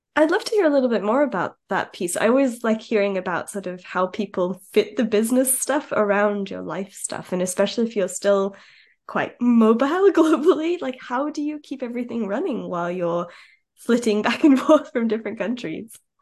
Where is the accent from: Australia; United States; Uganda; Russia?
Australia; moved away; I'm I'm Aussie originally